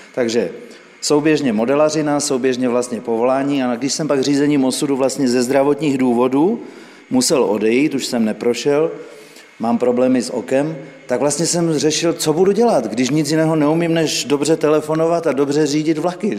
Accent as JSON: {"language": "Czech", "town": "Liberec", "region": "Liberec Region", "country": "Czechia", "also_born_or_lived": "Žďár nad Sázavou", "moved": "as an adult", "lives_now": "Bohumín, Czech Republic", "said": "jsem odevšat a odnikud, původem jsem z Liberce, jsem, jsem se přiženil"}